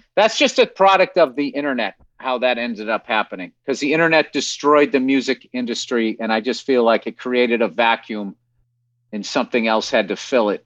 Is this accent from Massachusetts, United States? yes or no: yes; Massachusetts, United States; I'm from, I'm from Massachusetts